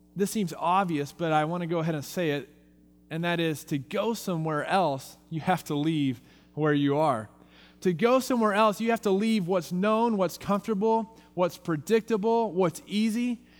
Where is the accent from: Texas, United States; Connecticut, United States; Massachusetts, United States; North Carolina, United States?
Texas, United States; now in Visalia, United States; I'm from Texas